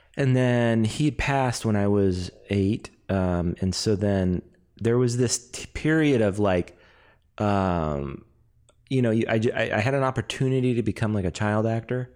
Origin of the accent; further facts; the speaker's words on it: Canada; I'm Canadian, so I love hockey